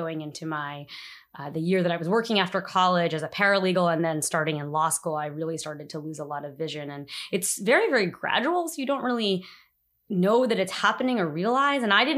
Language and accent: English; New Jersey, United States; now in Washington, D.C., United States; I am an attorney and I live in Washington, D.C. I've been living in the city for about 5 years now. I'm originally from New Jersey.